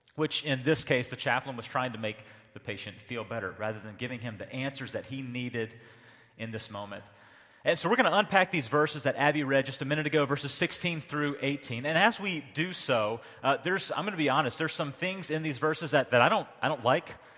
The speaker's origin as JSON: {"language": "English", "region": "North Carolina", "country": "United States", "tie": "born or raised there", "moved": "yes", "said": "growing up in North Carolina"}